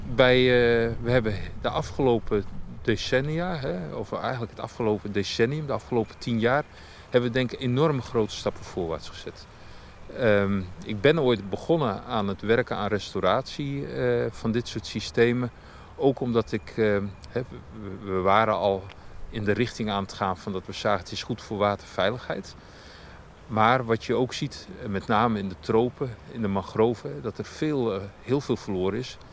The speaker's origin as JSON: {"language": "Dutch", "country": "Netherlands", "said": "als Nederlander"}